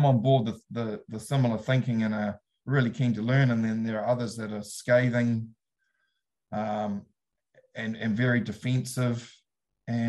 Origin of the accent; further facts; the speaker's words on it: Taihape region, Rangiwahia, Manawatū-Whanganui, New Zealand; moved away as an adult; also born or lived in Hawke's Bay; now in South Otago, New Zealand; I'm originated from Taihape region, Rangawahia, underneath the Ruahini Ranges